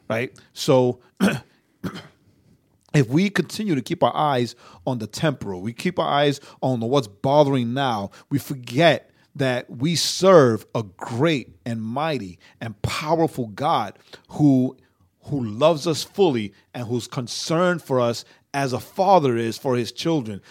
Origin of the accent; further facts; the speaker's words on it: New York, United States; also born or lived in Puerto Rico; I'm a New Yorker